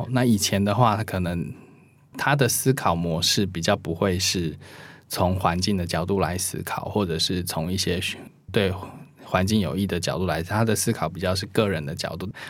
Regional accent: Taiwan; 我觉得我们台湾人做的没有很差哦

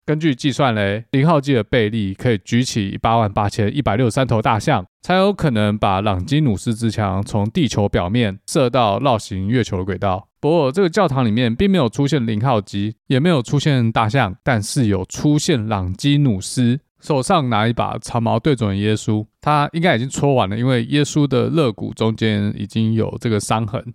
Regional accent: Taiwan; 我们台湾人

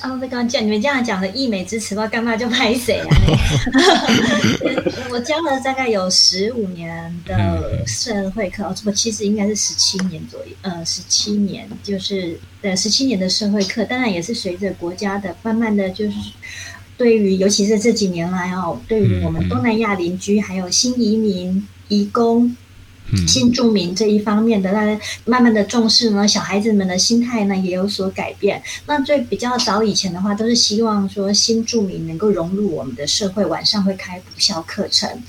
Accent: Taiwan; first language Hakka; 我在有读幼稚园以前，我不会讲所谓的华语，我只会讲客语跟跟台语。

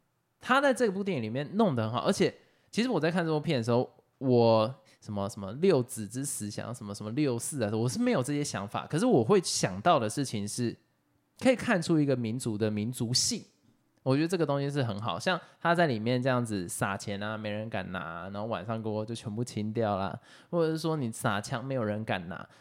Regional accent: Taiwan; 可是身为台湾人，我看得很爽。我觉得很多的部分是因为身为台湾人，我们看得很开心。

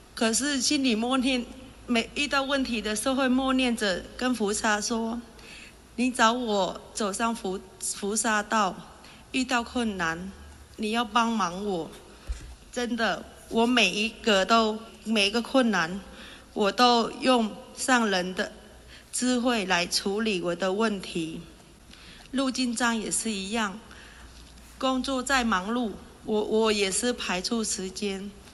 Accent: Vietnam; moved away as an adult; also born or lived in Zhonghe, Taiwan; now in Taiwan; 我来自越南，我嫁来台湾二十三年了。我本身是卖素食的，我投入这个行业有二十年

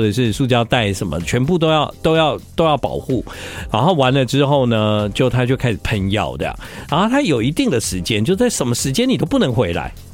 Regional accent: Tainan, Taiwan; 毕竟我是台南人

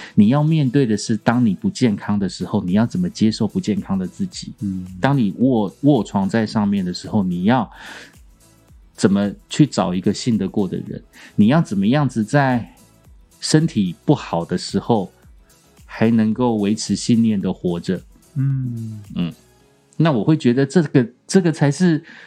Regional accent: Kaohsiung, Taiwan; moved away; 我隔了四十年吧，哎，三十几年，再次回到高雄，我记得我小时候，在我家

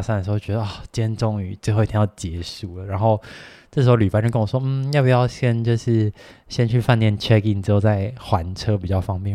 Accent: Taiwan; 就是我觉得我们台湾人会有个习惯

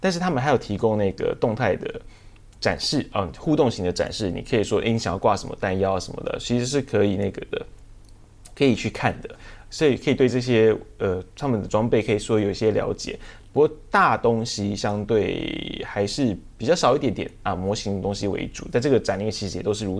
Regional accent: Taiwan; 他们我们台湾人也会直接的讲。

